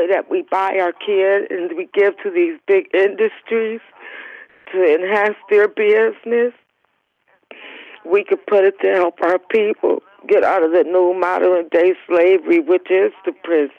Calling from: Cleveland, Ohio, United States; Cleveland, Ohio.

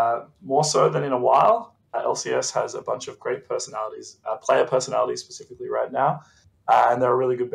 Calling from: Sydney, New South Wales, Australia; From Sydney, Australia.

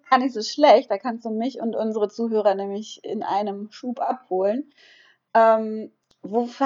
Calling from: Cala Ratjada, Balearic Islands, Spain; Ich bin aus Kalaratjada zugeschaltet, ganz genau.

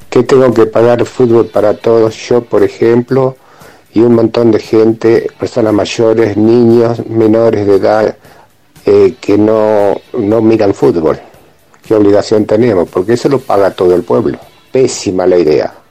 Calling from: Río Grande, Tierra del Fuego, Argentina; Hola, los estoy escuchando … de Río Grande.

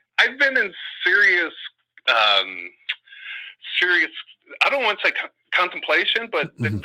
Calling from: Oakland, California, United States; from Oakland.

